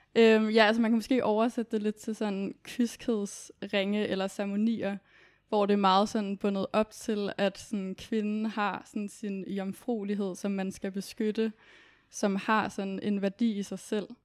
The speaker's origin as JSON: {"language": "Danish", "town": "Copenhagen", "region": "Capital Region of Denmark", "country": "Denmark", "said": "Kommer fra København"}